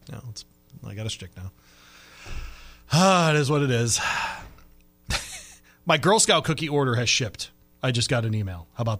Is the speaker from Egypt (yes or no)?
no; Michigan, United States; I'm a guy from Michigan. I went to Michigan State.